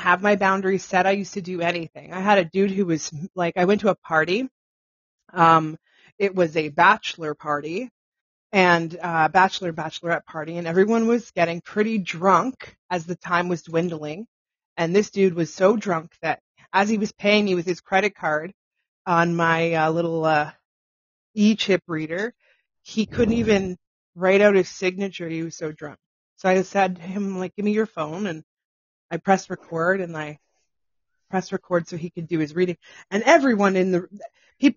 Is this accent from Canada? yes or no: yes; Pickering, Ontario, Canada; I'm from Pickering originally